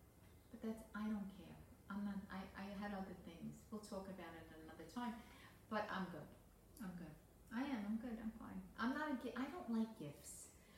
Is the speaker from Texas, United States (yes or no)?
no; New York City, New York, United States; All my life being a New Yorker, I never went to the ball because that was a chores thing, you know, down in Times Square.